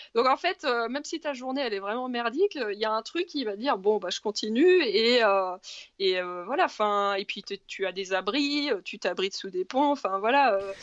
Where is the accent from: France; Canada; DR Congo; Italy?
France; Normandy; je suis normande à la base.